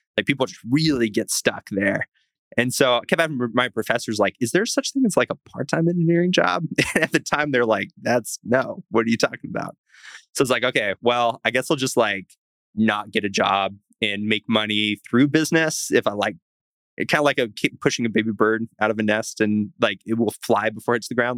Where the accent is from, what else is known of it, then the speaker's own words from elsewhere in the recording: the South, United States; I grew up like in the South, pretty religious, grew up homeschooled